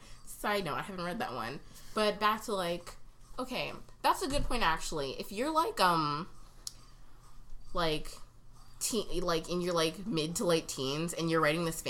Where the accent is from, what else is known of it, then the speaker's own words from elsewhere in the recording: Canada; we're Canadian.